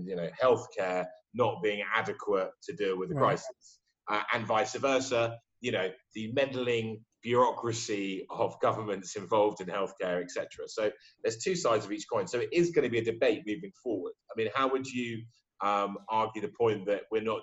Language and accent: English; United Kingdom; I'm British